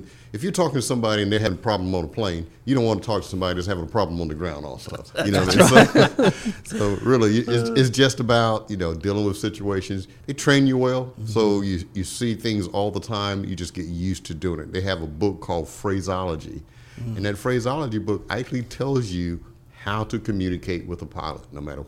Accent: Waycross, Georgia, United States; You know, I'm originally from Georgia.

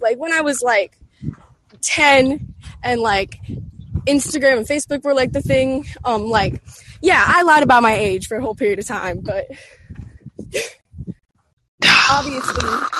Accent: East St. Louis, Illinois, United States; also born or lived in East Chicago; I'm from East St. Louis.

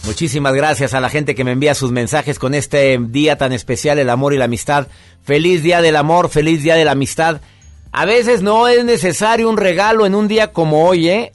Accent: Monterrey, Nuevo León, Mexico; mi querido Monterrey, mi tierra, mi gente

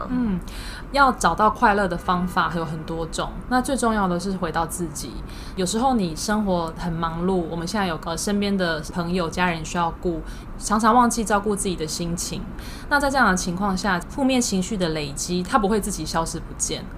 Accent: Taiwan; 我们台湾人就是有个默契嘛

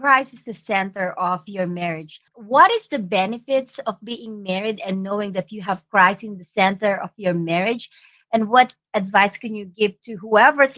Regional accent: Philippines; I'm from the Philippines, so divorce is really never an option

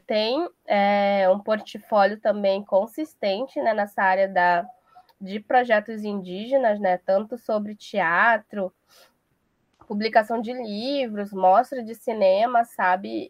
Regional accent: Manaus, Amazonas, Brazil; also born or lived in São Gabriel da Cachoeira; eu já cresci em Manaus e a minha família vem de São Gabriel da Cachoeira

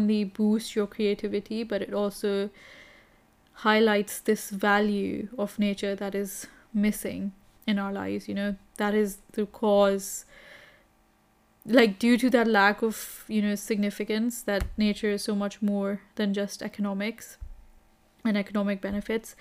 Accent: Kenya; growing up in Kenya

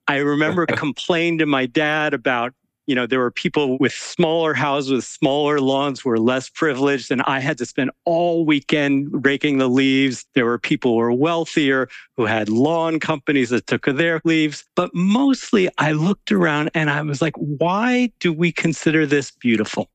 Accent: New York City suburbs, United States; I was sort of a bookish kid growing up in the New York City suburbs

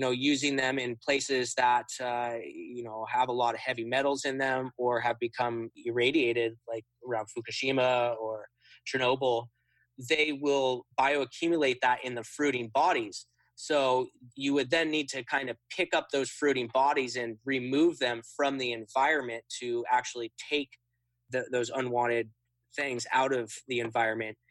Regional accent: Occidental, California, United States; my hometown of Occidental in Sonoma County

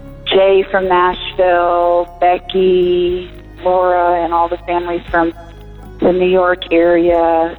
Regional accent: Canada; now in Knoxville, United States; I am Canadian myself, and I have been in the United States since 1996 and have been through the immigration process. I'm a permanent resident now, and this year we'll plan to get my citizenship, hopefully.

